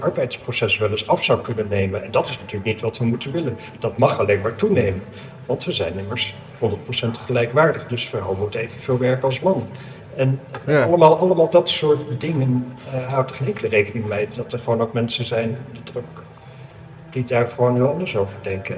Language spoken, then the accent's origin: Dutch; Amsterdam, North Holland, Netherlands; ik kom uit Amsterdam